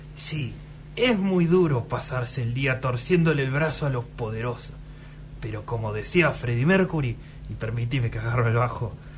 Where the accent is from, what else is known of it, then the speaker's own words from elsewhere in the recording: Argentina; como argentinos